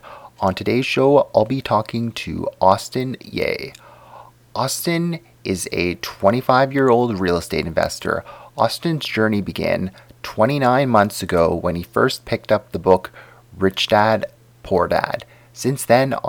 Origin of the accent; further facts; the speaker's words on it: Canada; I definitely didn't have the typical Canadian upbringing either.